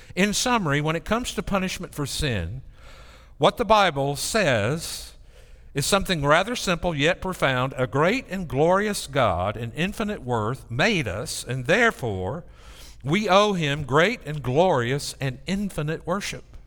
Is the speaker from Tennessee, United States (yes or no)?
yes; near Mount Lebanon, Tennessee, United States; in my first church in Mount Lebanon, Tennessee, which is right outside my hometown